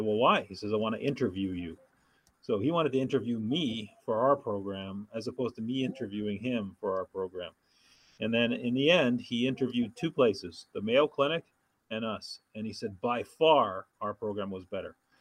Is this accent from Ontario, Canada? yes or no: yes; Thunder Bay, Ontario, Canada; moved away as an adult; now in Los Angeles, United States; a town called Thunder Bay, Ontario, about 100,000 people, so a smallish city